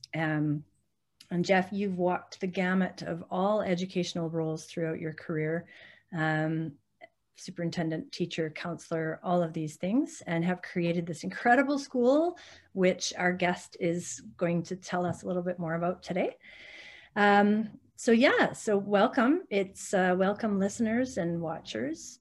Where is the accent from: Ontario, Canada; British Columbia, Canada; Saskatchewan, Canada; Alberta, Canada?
Alberta, Canada; Calgary; moved away; I grew up in Calgary and that was where I taught first